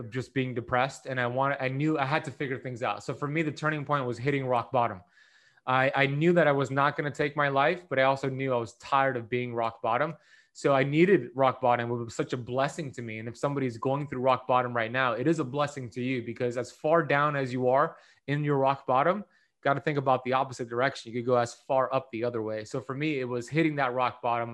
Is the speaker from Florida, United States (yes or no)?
yes; Miami Beach, Florida, United States; I grew up here in Miami Beach, Florida